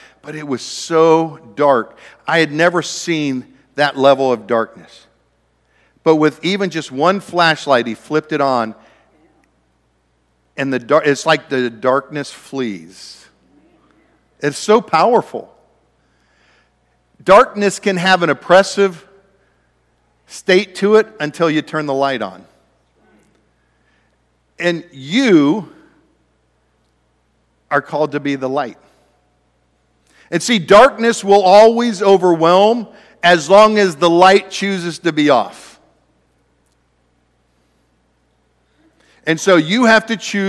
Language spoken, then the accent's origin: English; Ohio, United States; moved away; also born or lived in Oregon; I grew up in Ohio.